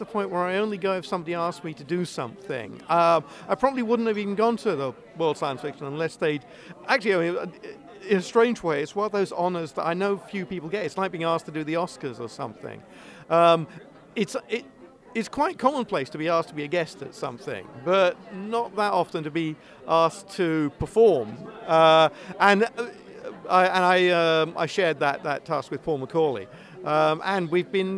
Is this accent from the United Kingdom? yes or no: yes; United Kingdom; I am British